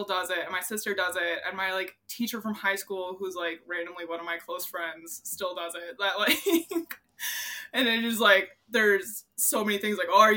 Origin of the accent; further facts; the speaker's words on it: Minnesota, United States; I grew up in Minnesota